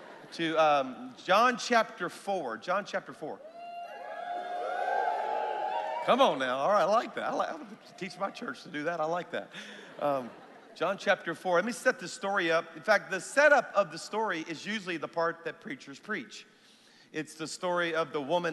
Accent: South Louisiana, United States; now in Alabama, United States; even though my church is in Alabama, I'm a Cajun, everybody, all right? So I'm from South Louisiana

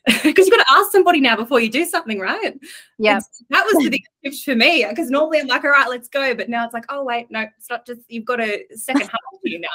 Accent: Coffs Harbour, New South Wales, Australia; moved away as an adult; I'm from Coffs Harbour. I was one of six people in my year at school.

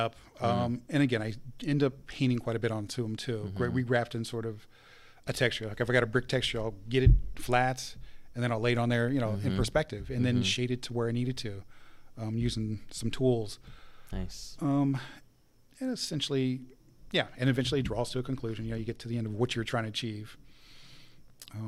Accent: Carlisle, Pennsylvania, United States; moved away; this is my hometown back in Carlisle

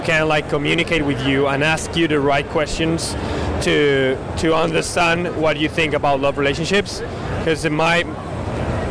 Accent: Madrid, Community of Madrid, Spain; I'm from Madrid, Spain

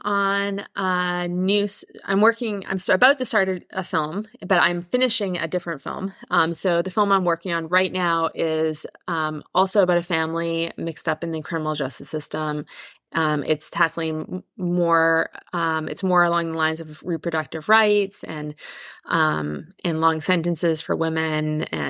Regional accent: Victoria, British Columbia, Canada; I'm from Canada. I grew up in Victoria on Vancouver Island.

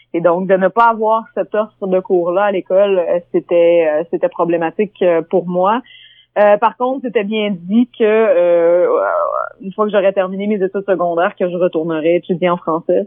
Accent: Newfoundland and Labrador, Canada; à la maison, on, parlait français, mais moi, j'ai grandi au Labrador.

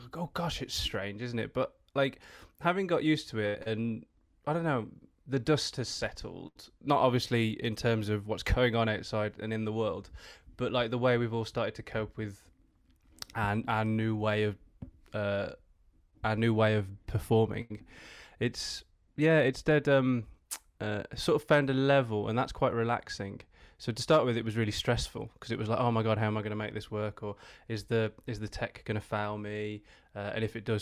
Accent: Black Country, West Midlands, United Kingdom; moved away as an adult; also born or lived in West Bromwich / Tipton; I grew up in the West Midlands. Technically, black country

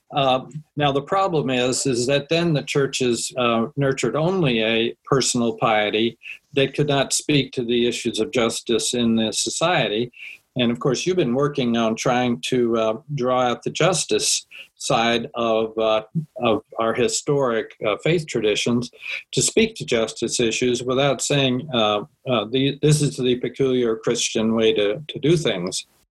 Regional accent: Washington, District of Columbia, United States; I grew up in Washington with all of the uh, panoply of uh, rituals and symbols and monuments

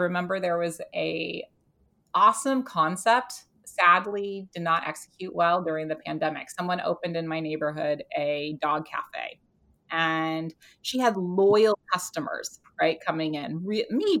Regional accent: United States; now in United Kingdom; I am an American living in the UK

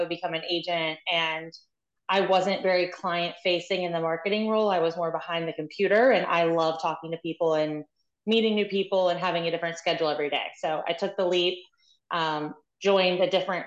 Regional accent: West Virginia, United States; now in Maryland, United States; I'm originally from West Virginia

